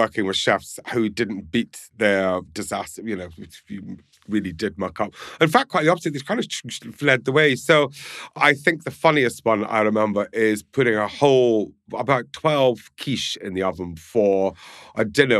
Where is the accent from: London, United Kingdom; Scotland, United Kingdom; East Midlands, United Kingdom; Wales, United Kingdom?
Scotland, United Kingdom; I'm Scottish, so I'm just going to say yes.